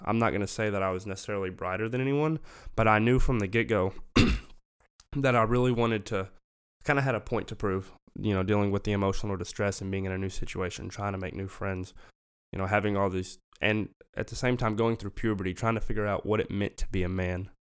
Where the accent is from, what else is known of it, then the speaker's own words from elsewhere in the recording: Memphis, Tennessee, United States; moved away; also born or lived in Arkansas; I grew up in Memphis, Tennessee